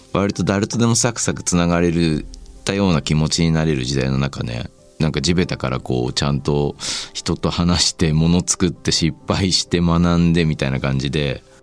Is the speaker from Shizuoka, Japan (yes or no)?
yes; Shizuoka, Japan; 僕静岡出身なんですけど